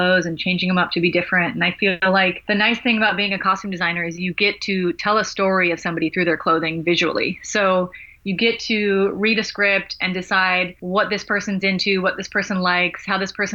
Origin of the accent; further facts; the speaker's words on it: Los Angeles, California, United States; I'm from Los Angeles